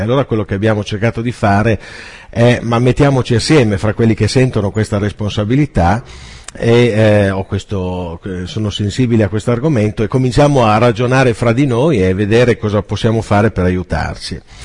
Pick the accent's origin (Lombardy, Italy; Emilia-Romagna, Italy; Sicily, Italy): Emilia-Romagna, Italy; Piacenza; vengo da Piacenza